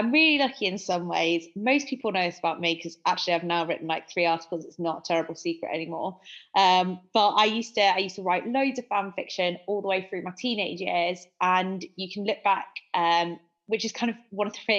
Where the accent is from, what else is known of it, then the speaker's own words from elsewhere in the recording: Manchester, North West England, United Kingdom; accent: Manchester; also born or lived in France; I'm a journalist and a copywriter based in, if you can't tell by my accent, Manchester.